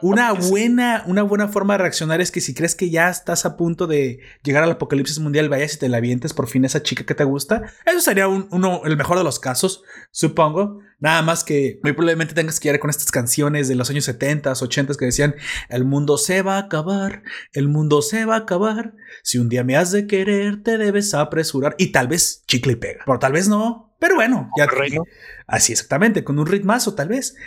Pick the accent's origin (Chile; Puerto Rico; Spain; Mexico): Mexico; como ciudadano, como mexicano